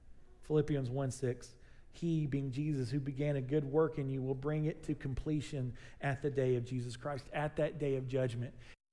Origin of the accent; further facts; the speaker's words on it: Southern United States, United States; It's just something we do because we're from the South.